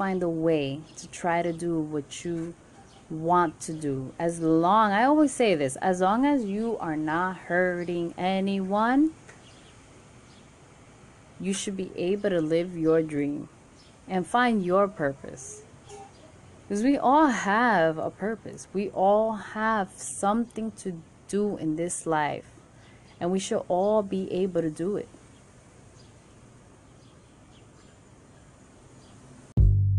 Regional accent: New York City, New York, United States; Born and raised in Queens, New York

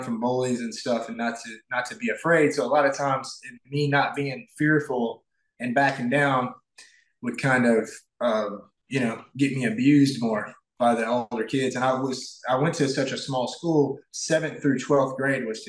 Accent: Northeast Arkansas, United States; moved away as an adult; I grew up in a really small town in Arkansas, Northeast Arkansas

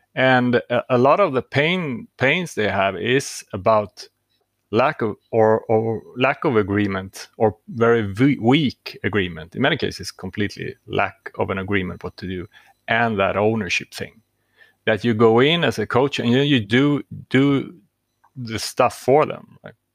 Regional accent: Stockholm, Stockholm County, Sweden; I'm from Stockholm, Sweden

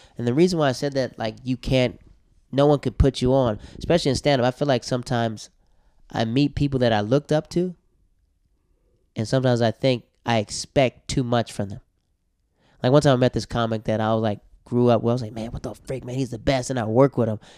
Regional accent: the South, United States; I'm from the South, right? From the South.

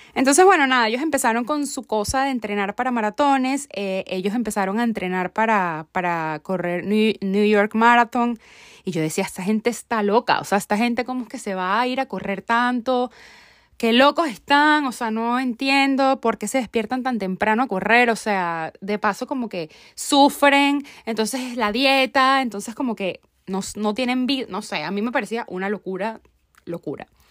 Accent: Venezuela; Como buena venezolana

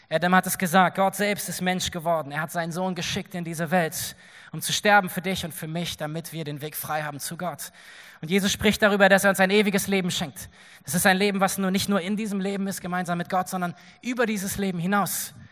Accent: Berlin, Germany; also born or lived in Nordhessen; Ich bin in Nordhessen geboren und als ich elf war, sind wir nach Berlin gezogen.

